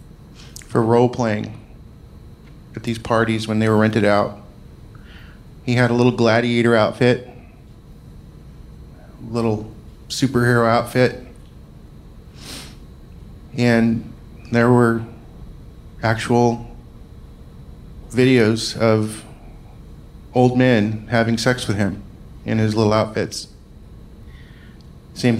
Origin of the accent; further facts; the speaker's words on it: Scotland, United Kingdom; I'm Scottish